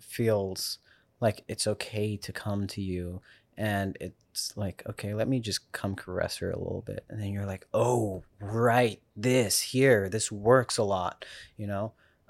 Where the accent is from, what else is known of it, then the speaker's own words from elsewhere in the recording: South Africa; I grew up in South Africa, so like...